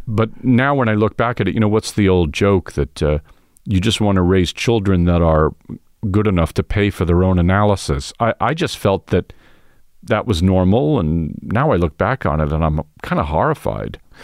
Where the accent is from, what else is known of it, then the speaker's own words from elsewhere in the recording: New York City, New York, United States; I was coming from Queens, where I, where I grew up